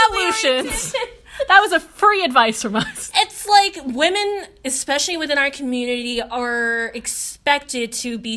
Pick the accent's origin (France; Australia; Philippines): Philippines; I was like, Oh my God, okay, yeah, I'm Filipino.